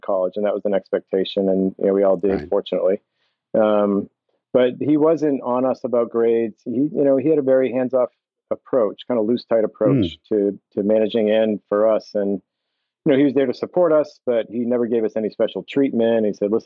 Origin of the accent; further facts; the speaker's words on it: seacoast of New Hampshire, United States; moved away as an adult; I grew up in the seacoast of New Hampshire.